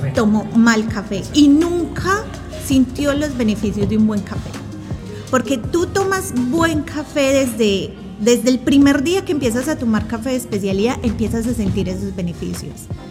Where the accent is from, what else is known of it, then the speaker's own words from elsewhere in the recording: Colombia; moved away; soy colombiana y crecí consumiendo, como decimos en Colombia, el tinto, tintico en la casa